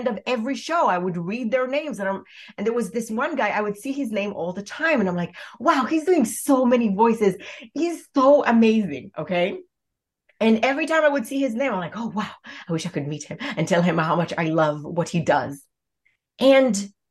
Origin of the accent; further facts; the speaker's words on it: Israel; I was born in Israel